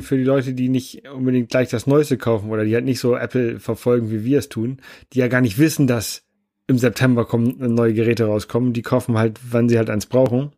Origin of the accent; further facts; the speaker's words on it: Germany; bei uns in Deutschland